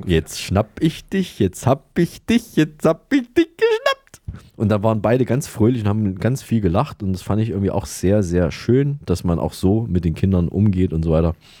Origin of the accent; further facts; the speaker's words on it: Saalfeld, Thuringia, Germany; Da sind wir in der Nähe, in Saalfeld sind wir ja, geboren.